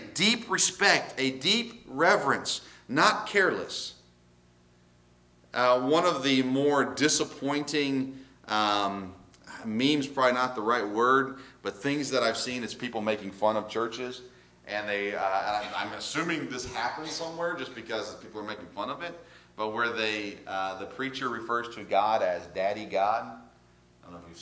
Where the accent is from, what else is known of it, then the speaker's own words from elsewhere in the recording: the South, United States; I grew up in the South, in religious areas, Bible Belt